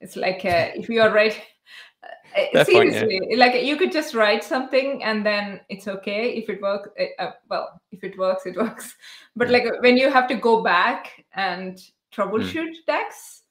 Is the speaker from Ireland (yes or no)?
no; India; first language Telugu; English is a second language; moved away; because I was born in a different country, a country where there are so many languages. So I know a few languages in India